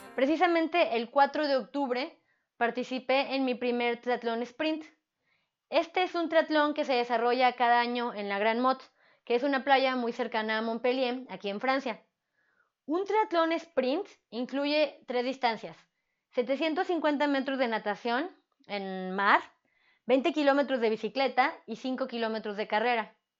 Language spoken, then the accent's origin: Spanish; Mexico; como buena mexicana